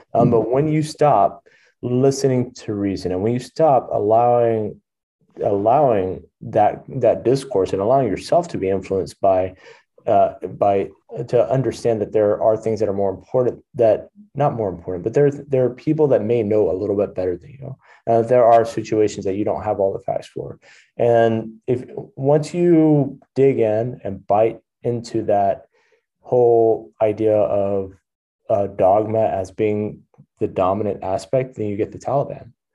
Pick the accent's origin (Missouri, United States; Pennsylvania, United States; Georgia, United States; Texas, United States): Texas, United States; I grew up in Texas